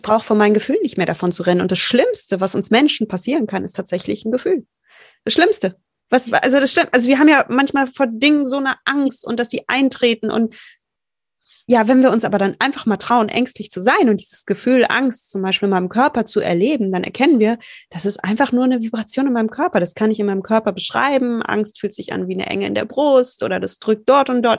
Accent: Rheinhessen, Rhineland-Palatinate, Germany; Ich komme aus Rheinhessen

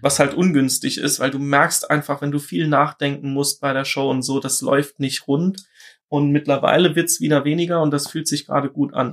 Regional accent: Saarland, Germany; ich bin aus dem Saarland.

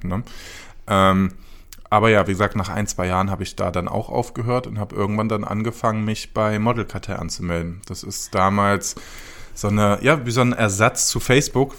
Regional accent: Cologne, North Rhine-Westphalia, Germany; ich bin aus Köln.

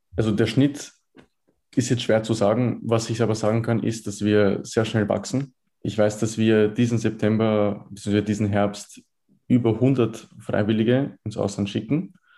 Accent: Vienna, Austria; in Wien geboren. Ich habe mein ganzes Leben in Wien verbracht, 19 Jahre alt.

